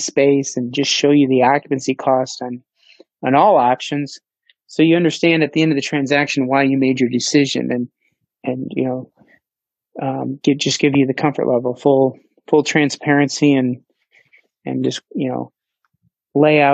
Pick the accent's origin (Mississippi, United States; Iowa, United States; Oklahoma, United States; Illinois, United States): Iowa, United States; I'm born and raised in Iowa, educated in Iowa, graduated from the University of Northern Iowa and came to Central Iowa.